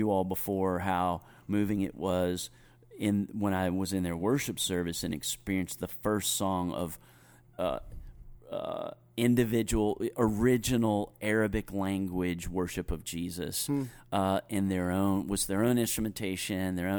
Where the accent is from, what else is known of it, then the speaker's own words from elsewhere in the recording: Greensboro, North Carolina, United States; accent: Southern; moved away as an adult; I grew up in Greensboro, you know, but then I moved to Los Angeles for graduate school, and I realized really quickly that if I didn't learn how to moderate my Sout